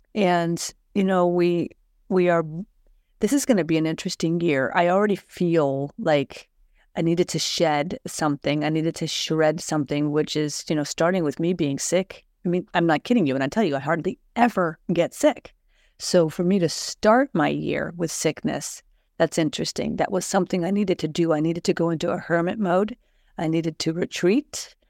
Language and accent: English; Columbus, Ohio, United States; now in Sweden; I'm from Ohio. I consider myself to be from Columbus, Ohio.